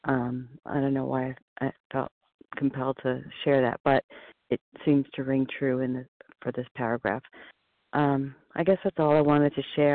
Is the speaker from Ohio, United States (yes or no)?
no; New York City, New York, United States; Growing up in Manhattan